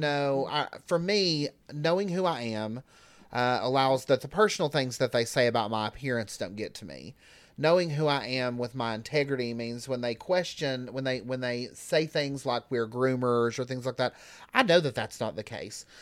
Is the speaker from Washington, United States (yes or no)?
no; Newport, Tennessee, United States; now in Knoxville, United States; I'm from about sixty miles east of here, um, Newport, Cott